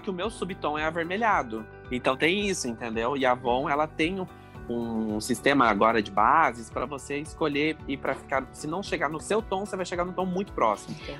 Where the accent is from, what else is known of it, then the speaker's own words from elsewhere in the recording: Capitão Leônidas Marques, Paraná, Brazil; also born or lived in Cascavel, Paraná; eu nasci em Capitão Leone das Marques. É no Paraná.